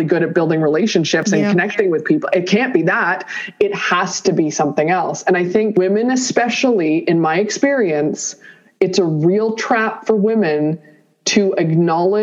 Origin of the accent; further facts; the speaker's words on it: Toronto, Ontario, Canada; I grew up in Toronto in Canada and I am the first child of two immigrants